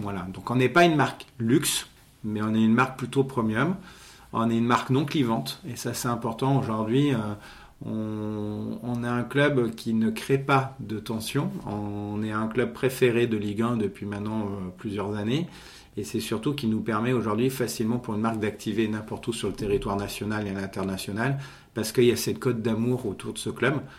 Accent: Monaco; je suis né à Monaco, donc je ne suis pas monégas mais je suis à Monaco, donc j'ai fait effectivement mes études euh, sur Monaco

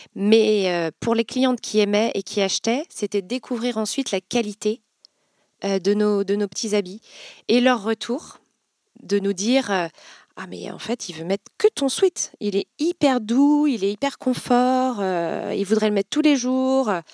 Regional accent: Vendée, Pays de la Loire, France; moved away as an adult; now in Nantes, France; Je suis originaire de Vendée, donc voisine, et, et j'ai fait mes études à Nantes

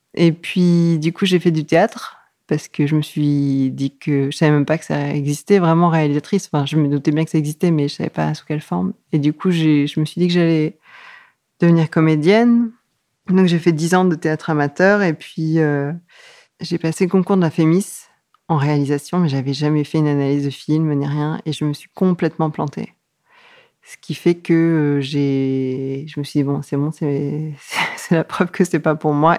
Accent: Yvelines, western suburbs of Paris, Île-de-France, France; Je suis née euh, dans les Yvelines, en banlieue ouest de Paris

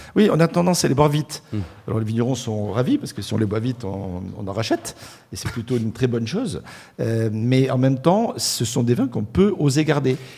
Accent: Marseille, Provence-Alpes-Côte d'Azur, France; Je suis né à Marseille

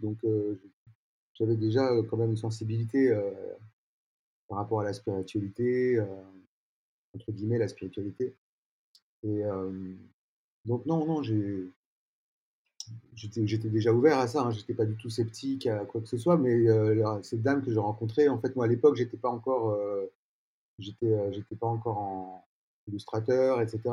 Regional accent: Paris, Île-de-France, France; je suis né à Paris, je vis toujours à Paris pour l'instant

